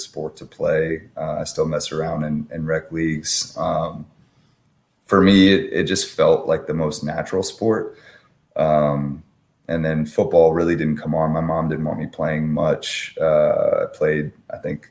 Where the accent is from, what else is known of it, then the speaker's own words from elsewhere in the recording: Fairfax, Virginia, United States; moved away; Born and raised in Fairfax.